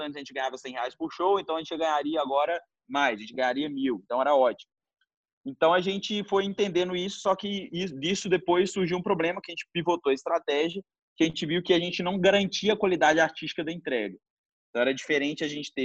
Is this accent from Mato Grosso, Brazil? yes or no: no; Belo Horizonte, Minas Gerais, Brazil; a gente nasceu, a gente nasceu em Belo Horizonte